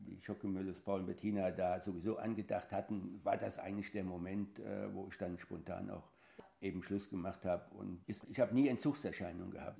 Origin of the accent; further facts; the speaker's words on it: Großostheim, Bavaria, Germany; ich bin gebürtig aus Groß-Ostheim, das ist in der Nähe von Aschaffenburg